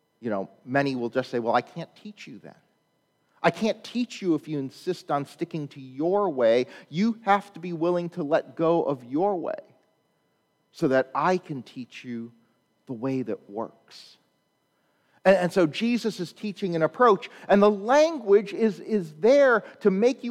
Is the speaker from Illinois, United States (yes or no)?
yes; Chicago, Illinois, United States; I'm from Chicago